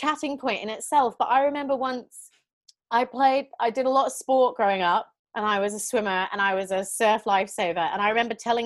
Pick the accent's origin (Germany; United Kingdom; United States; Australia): Australia; moved away; also born or lived in Singapore; I was born in Singapore, but I am a Canadian and British citizen. My dad is from Canada, my mom is from England, and I was raised in Australia.